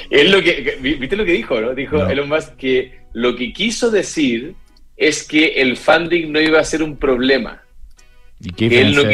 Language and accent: Spanish; Chile; nosotros como chilenos